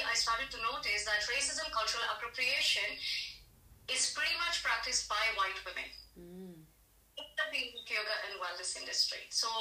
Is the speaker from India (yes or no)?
yes; India; I'm Indian